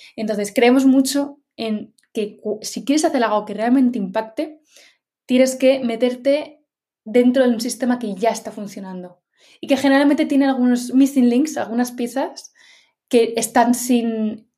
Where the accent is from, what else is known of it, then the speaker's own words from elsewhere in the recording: Madrid, Community of Madrid, Spain; Yo soy de Madrid